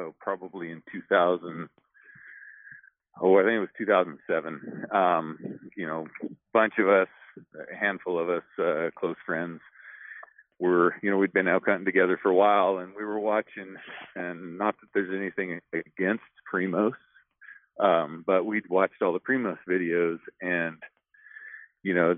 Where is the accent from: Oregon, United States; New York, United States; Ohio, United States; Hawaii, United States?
Oregon, United States; I grew up in Oregon